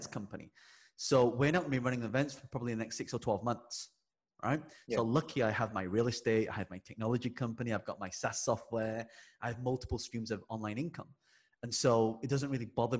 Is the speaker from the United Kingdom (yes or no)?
yes; England, United Kingdom; I'm British born Chinese. Yes. I was born in England. And so growing up, my town, me and my brother were the only two Chinese people in the school.